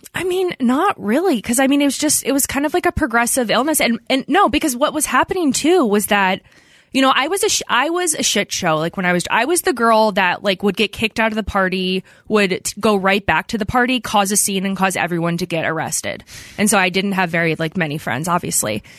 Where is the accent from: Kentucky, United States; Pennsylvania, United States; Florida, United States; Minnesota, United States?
Pennsylvania, United States; outside of Philadelphia; I grew up outside of Philadelphia